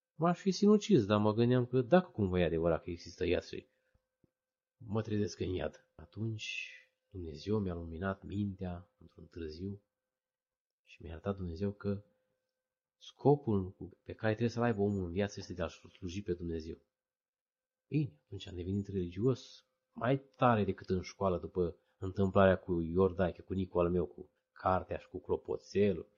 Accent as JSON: {"language": "Romanian", "town": "Odobești", "region": "Vrancea County", "country": "Romania", "tie": "born or raised there", "said": "m-am născut în locul în care m-am născut, în Odobești?"}